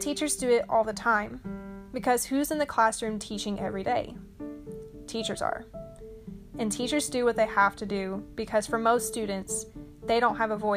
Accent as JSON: {"language": "English", "region": "Arkansas", "country": "United States", "said": "here in Little Rock, Arkansas"}